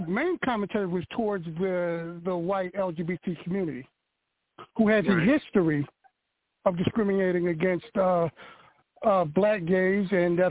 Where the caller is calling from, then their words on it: Philadelphia, Pennsylvania, United States; I'm calling from Philadelphia.